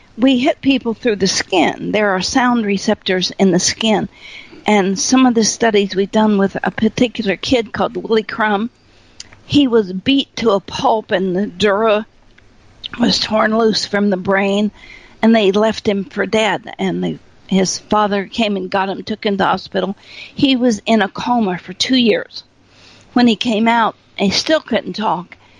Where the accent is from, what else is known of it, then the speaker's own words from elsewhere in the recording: Appalachia, United States; also born or lived in Fairborn, Ohio; I was raised in Appalachia in a corn crib with no electricity, no running water